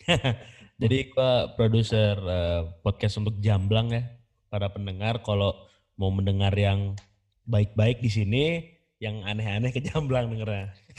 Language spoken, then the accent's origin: Indonesian; Bandung, West Java, Indonesia; Dari Sunda tentunya. Gua orang Bandung